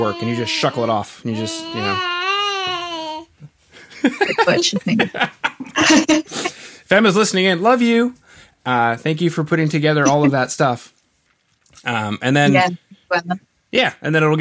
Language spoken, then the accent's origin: English; Canada; I'm Canadian